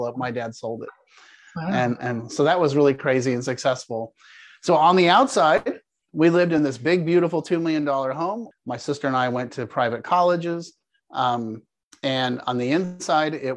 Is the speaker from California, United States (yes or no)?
yes; Palo Alto, California, United States; moved away as an adult; also born or lived in Denver, Colorado; now in Jacksonville, United States; I grew up in Palo Alto, California. I was born at Stanford University. You're actually speaking to a fourth generation California native.